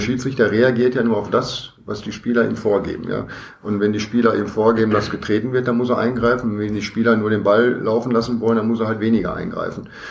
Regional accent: Herne, North Rhine-Westphalia, Germany; als kind des Ruhrgebiets ähm, ist man natürlich Fan von, von Ruhrgebietsvereinen. Äh, jetzt komme ich aus, aus Herne

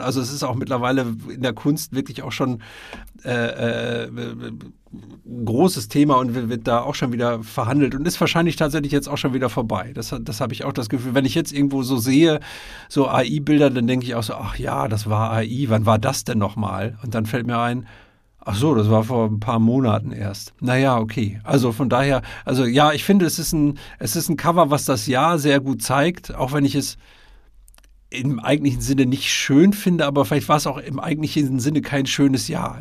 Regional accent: Münsterland, North Rhine-Westphalia, Germany; ich bin ja Westfale und, äh, komme aus dem Münsterland, ähm, oder aus der Nähe des Münsterlandes.

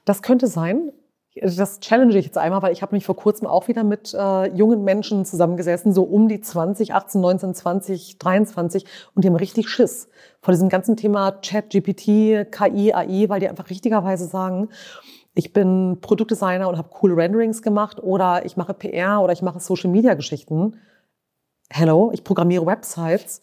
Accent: Lower Saxony, Germany; Ich bin ja in Niedersachsen aufgewachsen

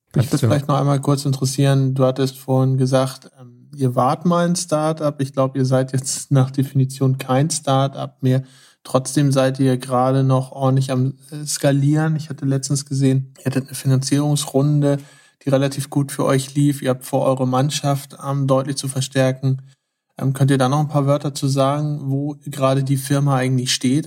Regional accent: Hamburg, Germany; Wir kommen ja beide aus Hamburg

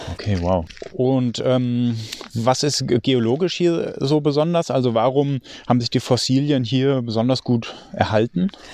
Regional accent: Germany; also born or lived in near Frankfurt; bei uns in Deutschland

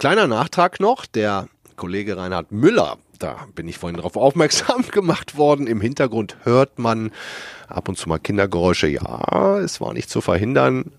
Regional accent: West Germany, Germany; ich bin Wessi

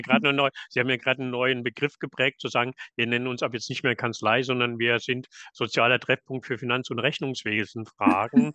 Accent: Southern Germany, Germany; now in northern Germany; als ein gebürtiger Süddeutscher gesagt und, äh, jetzt in Norddeutschland beheimatet.

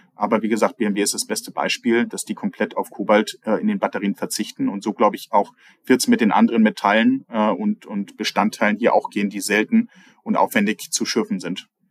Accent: North Sea coast between Hamburg and Sylt, Schleswig-Holstein, Germany; now in Austria; Zwischen Hamburg und Sylt bin ich an der Nordseeküste aufgewachsen.

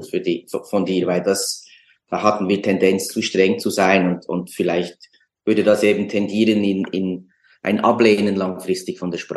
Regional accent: Bern, Switzerland; ich bin äh, typisches zweisprachiges Kind, als, als zweisprachiges Kind aufgewachsen in Bern, wo man äh, Deutsch spricht, mit dem Vater

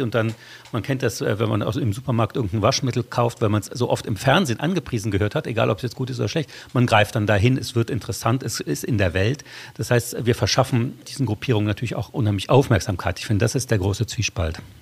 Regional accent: Saarland, Germany; meine Heimatregion, das Saarland

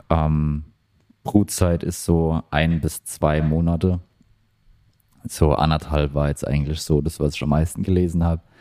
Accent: Germany; now in Australia; in Deutschland sind wir

